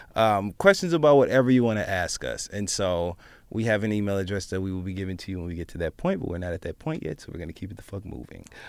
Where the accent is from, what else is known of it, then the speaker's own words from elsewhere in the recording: Michigan, United States; moved away as an adult; now in New York City, United States; I'm from Michigan.